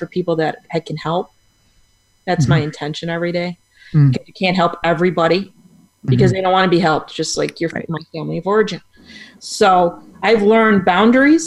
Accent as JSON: {"language": "English", "town": "Buffalo", "region": "New York", "country": "United States", "moved": "as an adult", "lives_now": "Tampa Bay, United States", "said": "I'm from Buffalo, New York. Now I'm in Tampa Bay, Florida"}